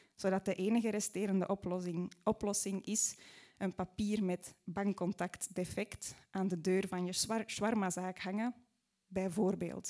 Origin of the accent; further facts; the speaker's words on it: Mortsel, Flanders, Belgium; in Mortsel, waar ik opgroeide